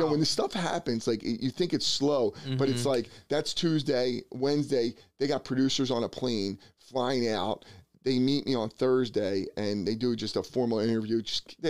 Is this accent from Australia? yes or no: no; Bensalem, Pennsylvania, United States; now in New Jersey, United States; I grew up in Ben Salem